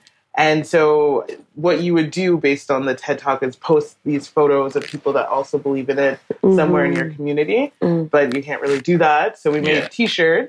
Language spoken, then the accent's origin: English; Canada; and also just being Canadian and appreciating diversity and that collective mentality